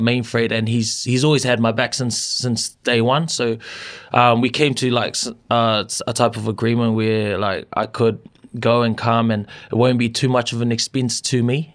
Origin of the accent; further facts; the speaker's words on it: Auckland, New Zealand; growing up in Auckland